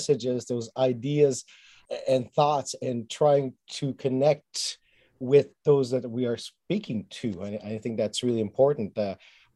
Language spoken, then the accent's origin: English; Montreal, Quebec, Canada; I was raised in Montreal, learned French and English